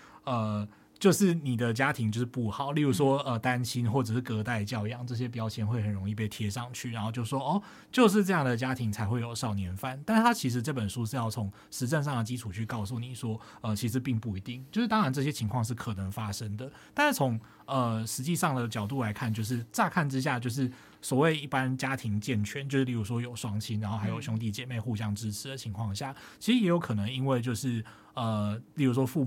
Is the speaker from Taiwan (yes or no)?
yes; Tainan, Taiwan; 自己是在台南长大的。然后呃，其实就是更精确一点说，其实我是在那个呃庙街附近长大的，就是呃，其实我家就是那种左边有一间庙，右边有一间庙的那种状态。